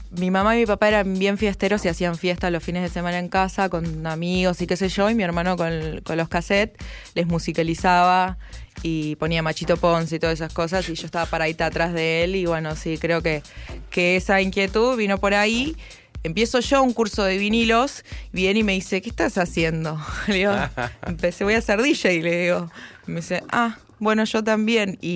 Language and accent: Spanish; Córdoba, Argentina; moved away; Oriunda. Soy cordobesa. De ah, Córdoba capital.